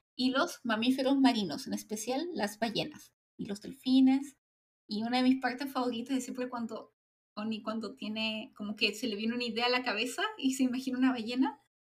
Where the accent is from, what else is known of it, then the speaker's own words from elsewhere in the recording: Chile; a mí como chilena